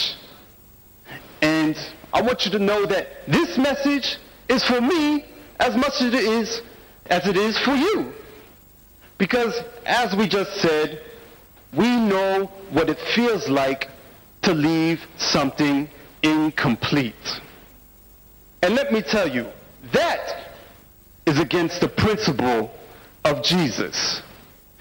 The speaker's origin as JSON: {"language": "English", "country": "United States", "said": "I'm from the United States of America"}